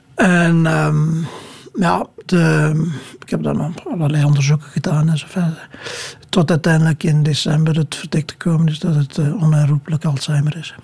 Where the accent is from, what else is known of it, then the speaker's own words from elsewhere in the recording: Kruishoutem, Flanders, Belgium; moved away; het huis waar ik opgegroeid ben is al een poos geleden afgebroken